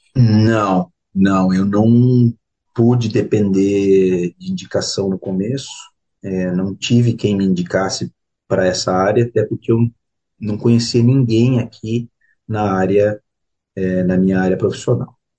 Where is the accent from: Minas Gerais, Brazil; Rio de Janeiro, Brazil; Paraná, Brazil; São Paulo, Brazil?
Paraná, Brazil; Curitiba; moved away as an adult; now in New Zealand; Eu sou de Curitiba e eu fiz economia na FAI, que é o Centro Universitário Franciscano do Paraná